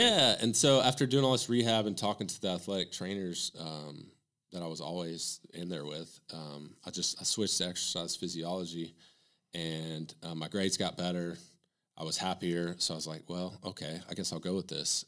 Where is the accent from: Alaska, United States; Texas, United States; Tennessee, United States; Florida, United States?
Tennessee, United States; Morristown; now in Knoxville, United States; I'm from Morristown, so it's halfway between here and Bristol